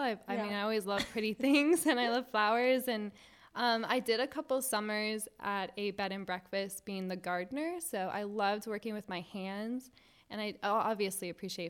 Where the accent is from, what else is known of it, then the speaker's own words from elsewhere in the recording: Virginia, United States; now in Jacksonville, United States; No, not originally. Before I moved to Jacksonville, I came from Virginia. So family brought me to Jacksonville, and I've loved it since being here.